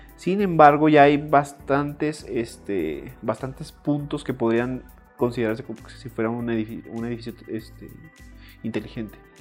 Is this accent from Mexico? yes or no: yes; Chihuahua, Mexico; moved away as an adult; also born or lived in Puebla; now in San Andrés Cholula, Mexico; soy de Chihuahua